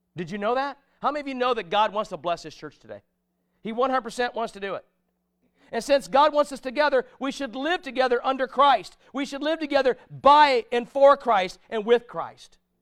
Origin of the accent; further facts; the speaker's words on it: United States; I'm an American citizen